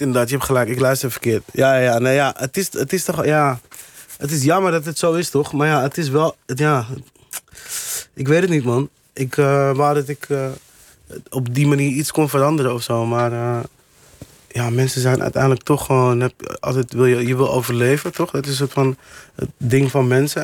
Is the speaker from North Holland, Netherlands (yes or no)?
yes; Amsterdam, North Holland, Netherlands; toen ik opgroeide in Amsterdam-Oost